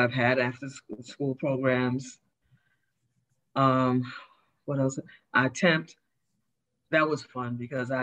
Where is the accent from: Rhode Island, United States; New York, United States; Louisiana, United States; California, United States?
New York, United States; New York City; also born or lived in East Meadow, Long Island / Brooklyn; I was born in East Meadow, Long Island. So I was born out in Long Island. Okay. I was raised in Queens and I live in Brooklyn